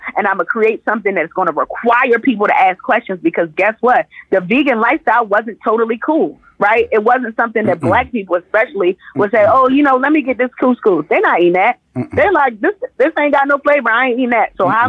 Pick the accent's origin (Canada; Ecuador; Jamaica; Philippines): Jamaica